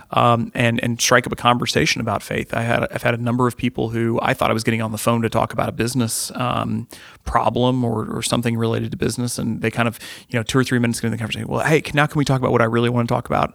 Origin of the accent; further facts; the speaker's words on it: Midwest, United States; growing up in the Midwest